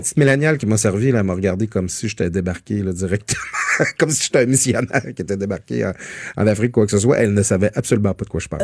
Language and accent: French; Métabetchouan–Lac-à-la-Croix, Quebec, Canada; étant euh, natif de Métabetchouan, je me, je me trouve souvent dans la belle ville de Saguenay. Je, ne le dis pas souvent que je viens du Lac-Saint-Jean.